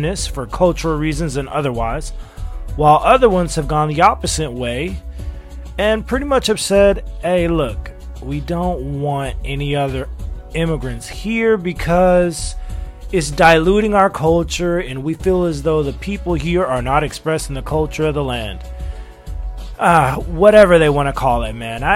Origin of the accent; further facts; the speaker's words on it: Los Angeles, California, United States; also born or lived in China; I'm from Los Angeles